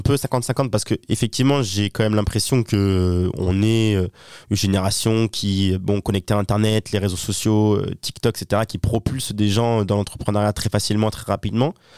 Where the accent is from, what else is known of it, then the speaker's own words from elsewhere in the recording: Toulon, Provence-Alpes-Côte d'Azur, France; now in Paris, France; je viens de Toulon, hein, du sud de la France